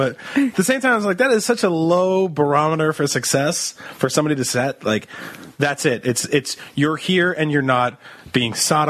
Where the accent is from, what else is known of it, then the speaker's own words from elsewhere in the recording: East Coast, United States; moved away; I'm Italian. I'm from the East Coast.